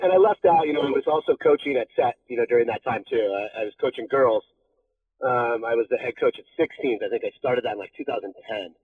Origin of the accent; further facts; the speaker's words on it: Laguna Beach, California, United States; I grew up in Laguna